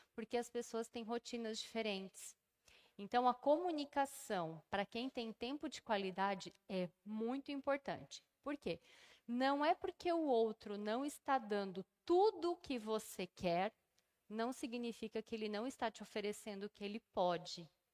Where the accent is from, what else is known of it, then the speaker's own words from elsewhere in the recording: Brazil; todos nós somos brasileiros